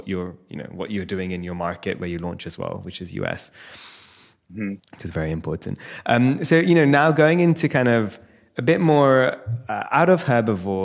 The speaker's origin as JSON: {"language": "English", "region": "London", "country": "United Kingdom", "tie": "born or raised there", "said": "born and raised in London"}